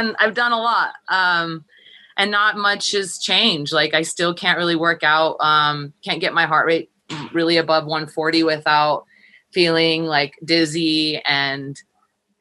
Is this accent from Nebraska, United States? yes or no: no; Los Angeles, California, United States; moved away as an adult; also born or lived in Minnesota; now in Colorado, United States; I'm from